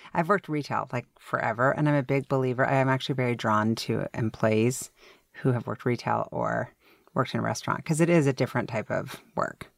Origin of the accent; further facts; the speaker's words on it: Seattle, Washington, United States; also born or lived in New York; I'm from Seattle